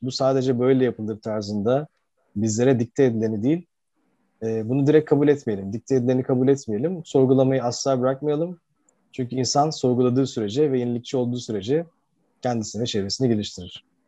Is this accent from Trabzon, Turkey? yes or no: no; Izmir, Turkey; moved away as an adult; now in Istanbul, Turkey; İzmirliyim aslen. Ee, İzmir'de Amerikan Koleji ve Ege Üniversitesi İnşaat Mühendisliğini bitirdikten sonra Koç Üniversitesi'nde MBA yapmak üzere İstanbul'a geldim